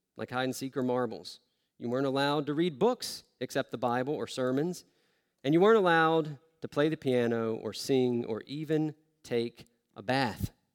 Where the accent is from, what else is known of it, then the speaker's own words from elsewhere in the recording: the South, United States; moved away; I grew up in the South